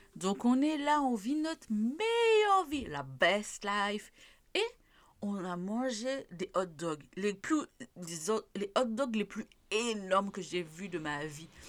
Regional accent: Martinique; chez nous en Martinique

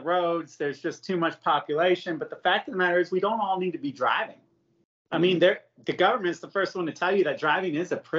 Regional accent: United States; I'm American.

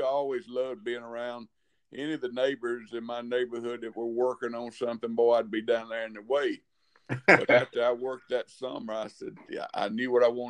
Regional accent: Tuscaloosa, Alabama, United States; I was born here in Tuscaloosa, Alabama.

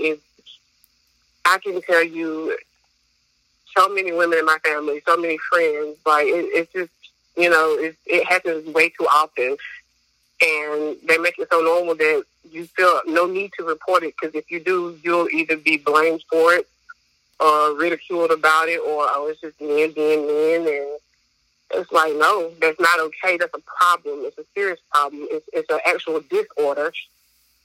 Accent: Wilson, United States; also born or lived in Camden, New Jersey; I'm from New Jersey, but I was raised in Wilson

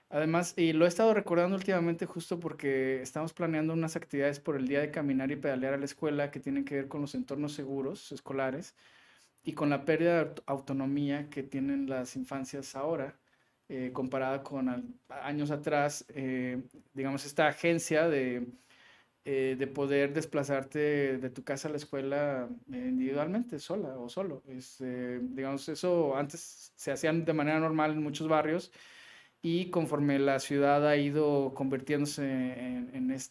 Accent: Tepoztlán, Morelos, Mexico; born there; toda la familia de mi papá es de acá, de, de Monterrey, pero yo nací en Tepoztlán, Morelos

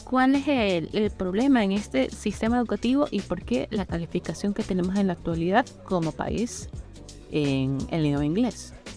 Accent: Ecuador

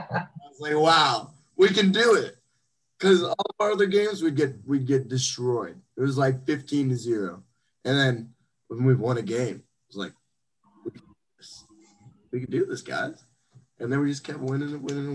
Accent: Fort Myers, Florida, United States; I'm from Fort Myers

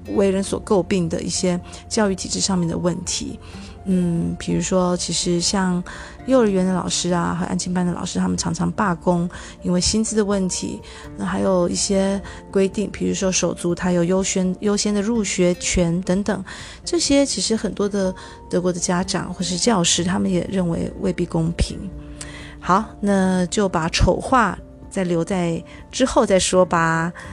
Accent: Taiwan; moved away; 至少就我这个年代吧，好像在台湾受教育的孩子会觉得

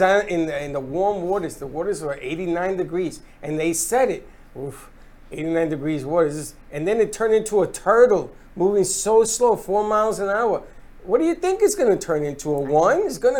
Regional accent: Florida, United States; I'm a Floridian.

